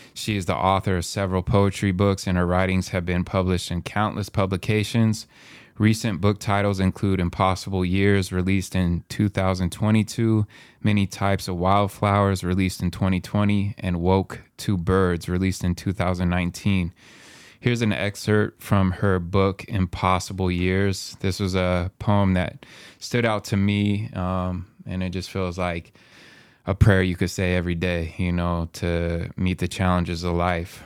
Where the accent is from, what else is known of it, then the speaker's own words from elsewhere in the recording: Medical Lake, Washington, United States; I'm from Medical Lake. We used to play, you know, Colville in sports all the time